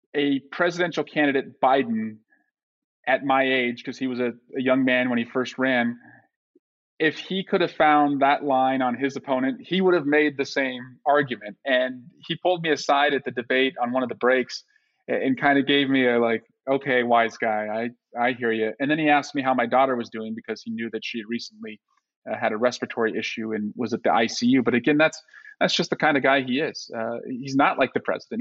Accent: Iowa, United States; also born or lived in the South; now in California, United States; as someone who was born in Iowa, uh, that growing up in the Midwest

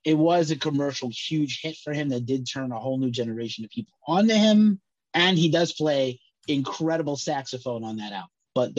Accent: New York City, New York, United States; moved away; my hometown of the bombed out Bronx, New York

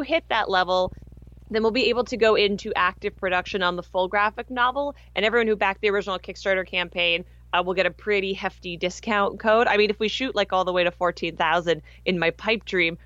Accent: Canada; moved away as an adult; now in United States; I am Canadian and I moved to the United States when I was 20

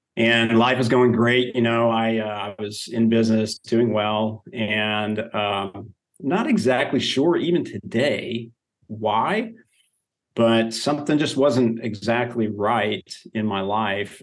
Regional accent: Oklahoma, United States; now in Texas, United States; I grew up in Oklahoma

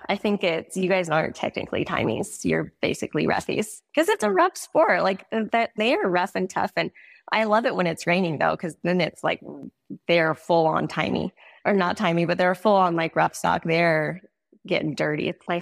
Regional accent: Montana, United States; also born or lived in South Dakota / Arizona / Wyoming; We grew up a lot or moved around a lot. South Dakota, Arizona, Montana, Wyoming, all of the places, but mostly was Montana as I got older.

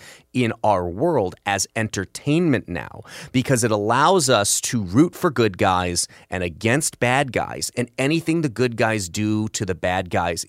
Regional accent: the South, United States; This is once again an opportunity for me to remind you that I am from the South and ours is a shame-slash-honor culture.

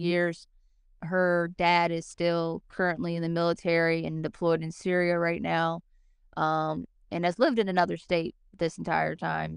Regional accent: Cincinnati, Ohio, United States; I grew up in Cincinnati, Ohio, born and raised.

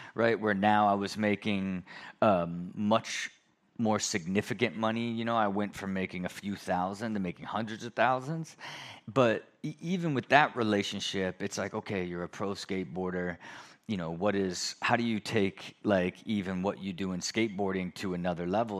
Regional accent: Ohio, United States; moved away; I'm a skateboarder from Ohio

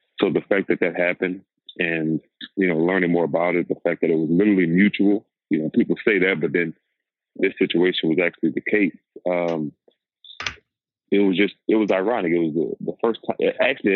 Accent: Louisiana, United States; I'm from Louisiana

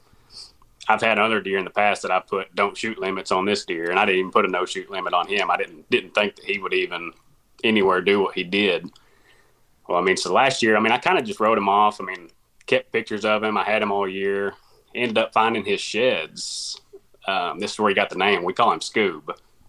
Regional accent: Corning, Arkansas, United States; I'm from Corning, Arkansas. I doubt that there's very many people that know where that's at, so I'll add in. I'm about 30 miles south of Poplar Bluff, Missouri, about 60 miles north of Jonesboro, Arkansas.

